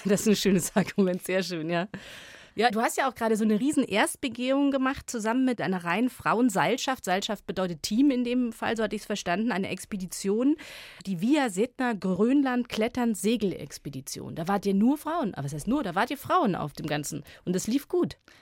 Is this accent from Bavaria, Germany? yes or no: yes; Munich, Bavaria, Germany; Ich, ich komme selber aus Bayern, ich bin Müncherin